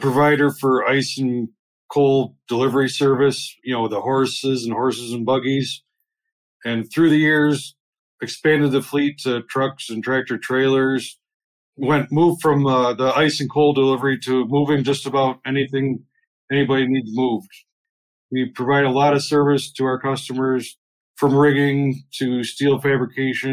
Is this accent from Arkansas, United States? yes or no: no; Walworth, New York, United States; I grew up in Walworth, New York